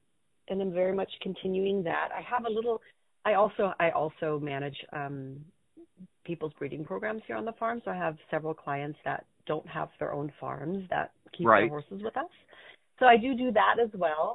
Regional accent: California, United States; also born or lived in Germany; I'm raising my son in the same house that I grew up

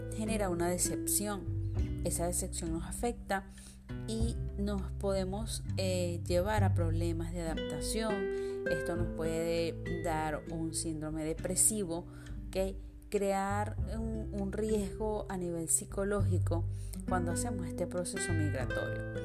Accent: Venezuela; yo soy venezolana

